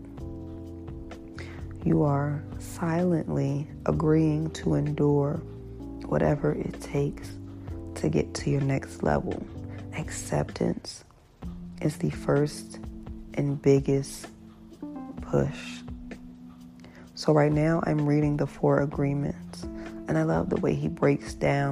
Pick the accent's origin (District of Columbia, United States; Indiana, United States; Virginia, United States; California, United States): Virginia, United States; Hampton; my hometown, Hampton, Virginia